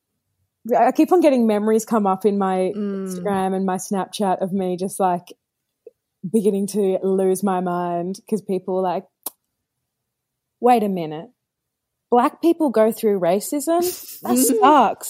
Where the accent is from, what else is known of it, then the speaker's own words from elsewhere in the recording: Perth, Western Australia, Australia; I grew up in Perth, Western Australia